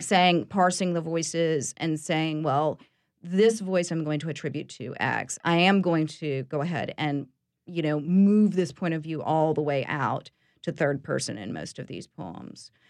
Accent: East Tennessee, United States; now in New Orleans, United States; I was born in East Tennessee

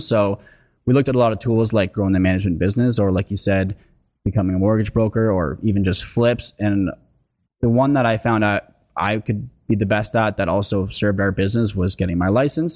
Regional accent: Lindsay, Ontario, Canada; moved away; I'm oh originally from Lindsay, so I know the area well

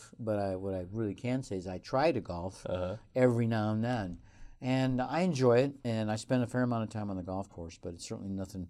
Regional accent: Colorado, United States; it's not that cold in Northern Nevada as compared to my home state of Colorado.

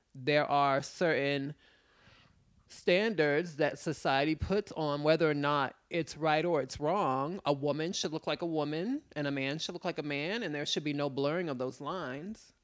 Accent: New York City, New York, United States; my father was in the military, predominantly, um, I was raised in Manhattan

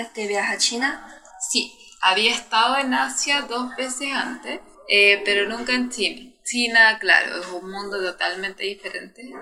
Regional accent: Santiago, Santiago Metropolitan Region, Chile; Yo vengo de Santiago de Chile. Es el último país del mundo y mi ciudad está en el centro de Chile. Es una ciudad muy bonita, Chile entero es lindo. una ciudad moderna

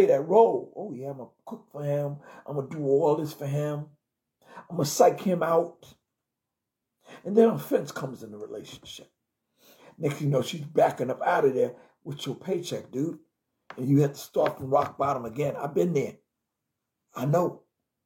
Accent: New York City, New York, United States; also born or lived in Brooklyn, New York; I came from Jamaica, Queens, New York

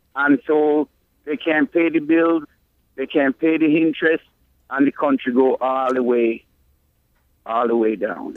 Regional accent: Jamaica; now in Connecticut, United States; growing up in Jamaica

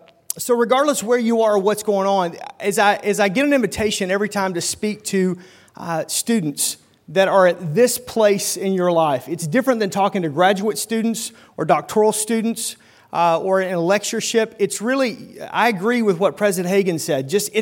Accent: Oklahoma, United States; now in Milwaukee, United States; where the railroad ends, that's my hometown right there, Oklahoma-Arkansas border. But about 18 years ago, my wife and I left Oklahoma to come and basically kind of plant a church there in the Milwaukee suburbs

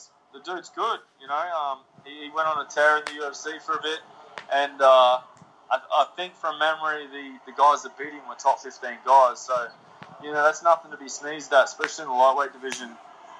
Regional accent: Queensland, Australia; I'm from Queensland in Australia

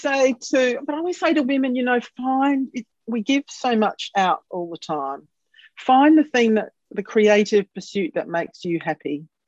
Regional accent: Adelaide, South Australia, Australia; it is here in my hometown

